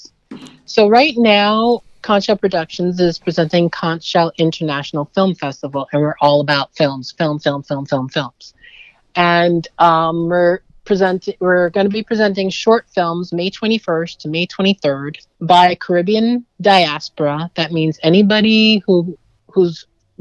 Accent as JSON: {"language": "English", "town": "New York City", "region": "New York", "country": "United States", "tie": "born or raised there", "said": "I was born in Brooklyn, New York."}